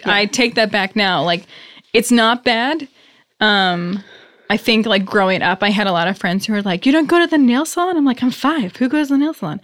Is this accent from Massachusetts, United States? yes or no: yes; Worcester, Massachusetts, United States; I'm from Worcester